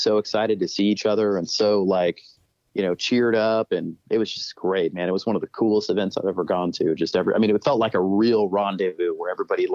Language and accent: English; Texas, United States; all the guys who I grew up with in Texas